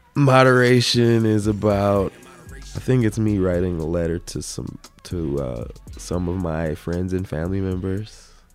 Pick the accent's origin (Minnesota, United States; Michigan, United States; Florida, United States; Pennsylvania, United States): Minnesota, United States; Minneapolis; growing up in South Minneapolis